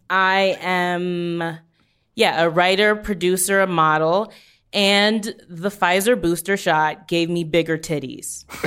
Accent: New Orleans, Louisiana, United States; I'm from New Orleans. There's, like, as you know, there's, like, the Catholicism that was forced upon everybody.

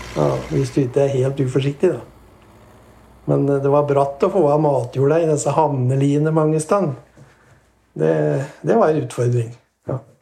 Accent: Årnes, Akershus, Norway; Født og oppvokst i Nines eller på Årnes, da. Bodd der i all min tid

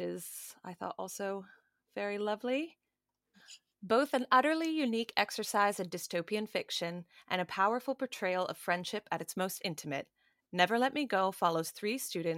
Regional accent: Canada; I'm Canadian

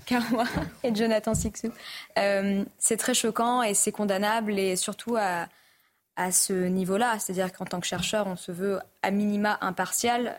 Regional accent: Sarcelles, Île-de-France, France; moved away; j'ai grandi à Sarcelles, j'ai bénéficié d'une politique adaptée à un quartier prioritaire. J'en suis partie.

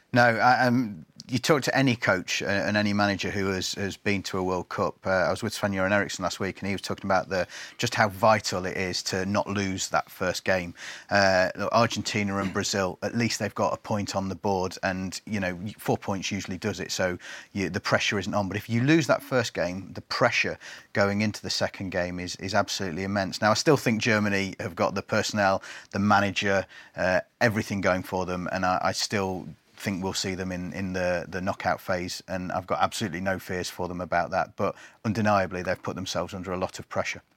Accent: England, United Kingdom

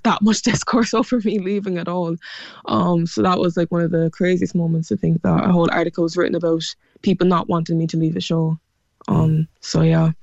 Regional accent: Cork, Munster, Ireland; accent: Cork; my Cork accent

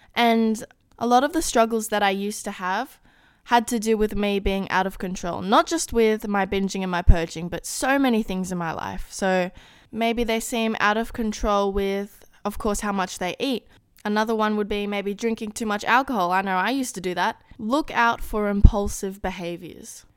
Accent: Australia; being Australian, I do not have a Taco Bell here

